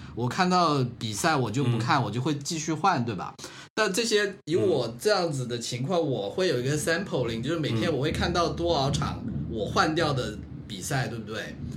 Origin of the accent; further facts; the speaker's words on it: Guangdong, China; 童年在，童年在潮汕地区的那种生活